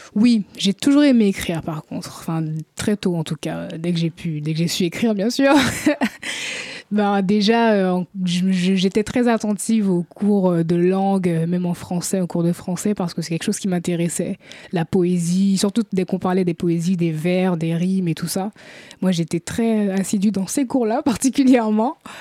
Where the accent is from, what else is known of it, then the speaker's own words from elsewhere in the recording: Paris, Île-de-France, France; also born or lived in Guadeloupe / Martinique / Antilles; j'ai grandi à Paris. Je suis d'origine euh, guadeloupéenne et martiniquaise par mes parents